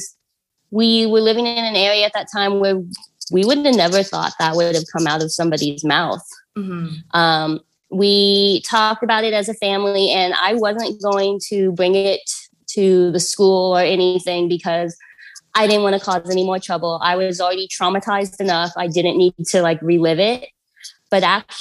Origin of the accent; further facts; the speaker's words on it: Dallas, Texas, United States; also born or lived in China; I grew up in the Dallas area